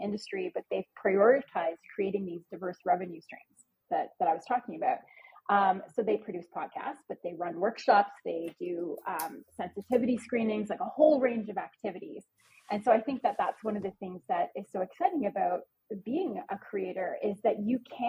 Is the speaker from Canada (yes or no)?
yes; Canada; I'm Canadian